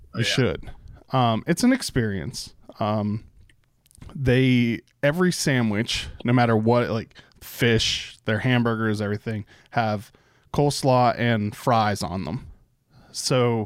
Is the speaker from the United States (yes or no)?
yes; Pittsburgh, Pennsylvania, United States; moved away; I grew up in Pittsburgh